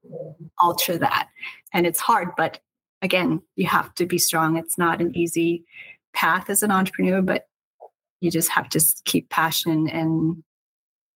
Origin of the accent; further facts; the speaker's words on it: Seattle, Pacific Northwest, United States; moved away as an adult; now in Los Angeles, United States; I'm from the Northwest. I was raised differently